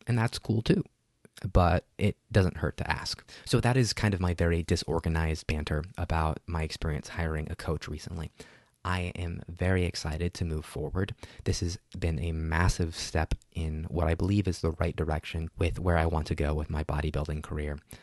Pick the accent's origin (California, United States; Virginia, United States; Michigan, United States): California, United States; Burbank; my hometown of Burbank.